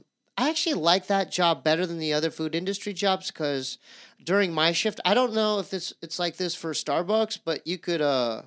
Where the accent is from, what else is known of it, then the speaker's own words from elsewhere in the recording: Poway, California, United States; I grew up in San Diego.